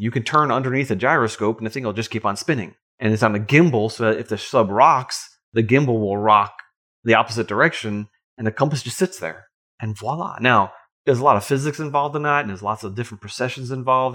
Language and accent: English; Long Island, New York, United States; now in Georgia, United States; I remember growing up on Long Island as a Boy Scout